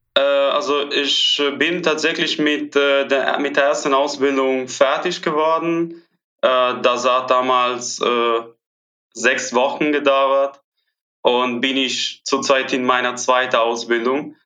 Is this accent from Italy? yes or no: yes; Italy; first language Italian; German is a second language; moved away as an adult; now in Cologne, Germany; ich komme natürlich aus Italien, Italienisch ist meine Muttersprache